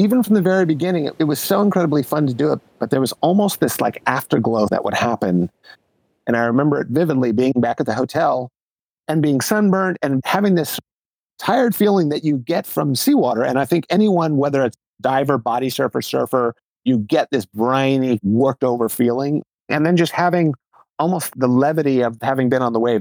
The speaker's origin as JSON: {"language": "English", "town": "Los Angeles", "region": "California", "country": "United States", "tie": "born or raised there", "said": "I grew up in Los Angeles"}